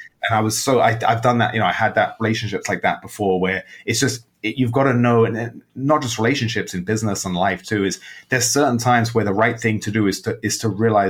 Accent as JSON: {"language": "English", "region": "England", "country": "United Kingdom", "tie": "born there", "said": "I was born in England."}